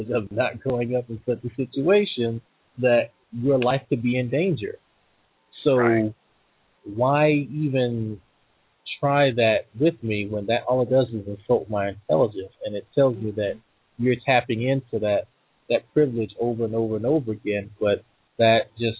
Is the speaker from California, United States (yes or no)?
no; Slidell, Louisiana, United States; I grew up in Slida, Louisiana